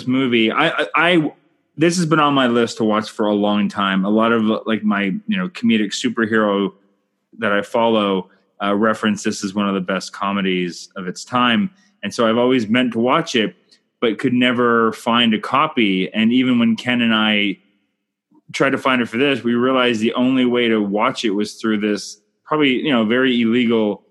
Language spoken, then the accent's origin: English; Canada; I'm Canadian filmmaker